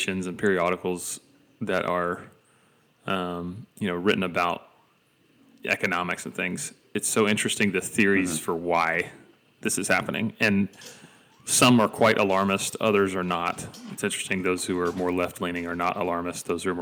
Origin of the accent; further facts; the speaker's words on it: Dalton, Georgia, United States; now in Tennessee, United States; my hometown is the carpet capital of the world